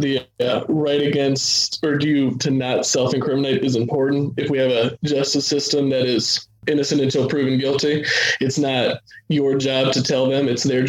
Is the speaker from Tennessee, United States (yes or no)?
no; Bloomington, Illinois, United States; I was born and raised in Bloomington, Illinois, and I graduated from Norwalk Community High School in 2019.